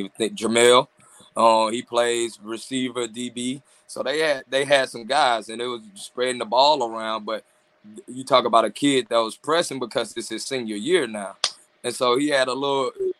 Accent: Mississippi, United States; I'm from Mississippi

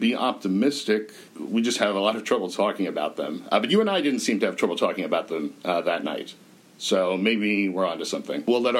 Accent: United States; as an American

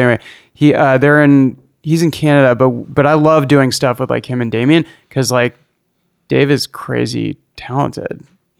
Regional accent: Berkeley, California, United States; moved away; I grew up in Berkeley.

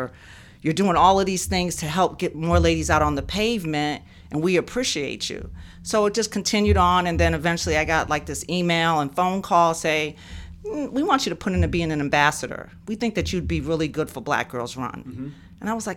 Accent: New York City, New York, United States; also born or lived in Massachusetts; I'm originally from New York City, okay. And lived in Massachusetts most of my life.

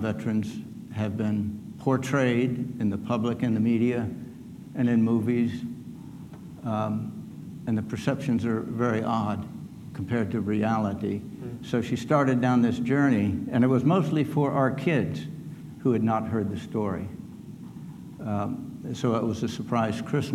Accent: Arlington, Virginia, United States; I grew up in Arlington, Virginia

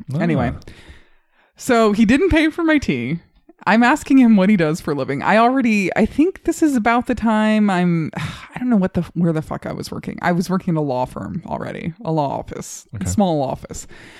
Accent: Colorado Springs, Colorado, United States; So the guy, this was in Colorado Springs, nice. My hometown.

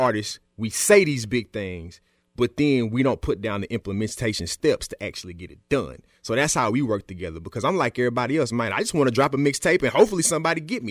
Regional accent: Smyrna, Tennessee, United States; I'm from Smyrna.

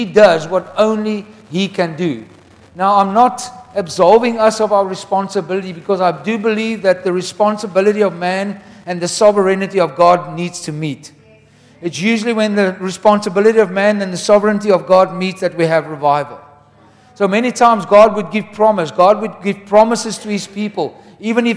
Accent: Wellington, Western Cape, South Africa; we come from Wellington where Andrew Murray lived

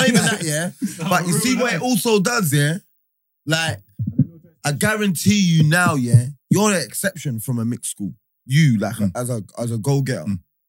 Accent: London, United Kingdom; Because I was from Holloway Boys, yeah?

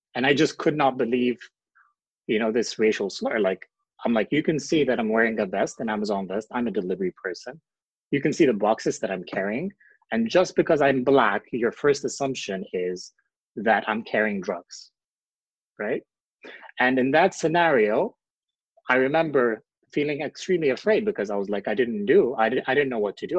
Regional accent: Ethiopia; moved away as an adult; now in California, United States; I'm originally from Ethiopia, and I was granted asylum in the United States last year in 2019

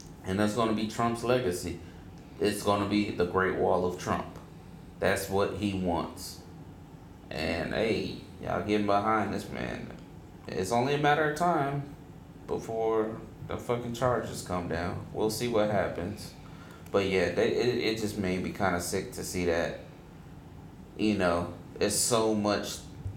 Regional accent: United States; I am American. I'm from America, whatever.

